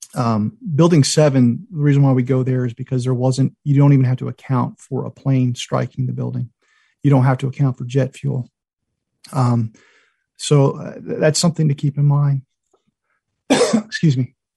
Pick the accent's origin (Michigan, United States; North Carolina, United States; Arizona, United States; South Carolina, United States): South Carolina, United States; Myrtle Beach; I grew up in Myrtle Beach